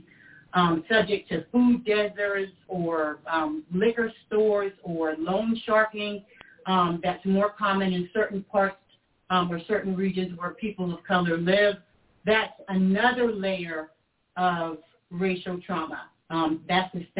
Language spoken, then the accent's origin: English; South Carolina, United States; I was from South Carolina